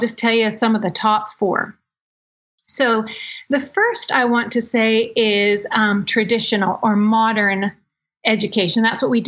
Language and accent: English; Maryland, United States; I'm from Maryland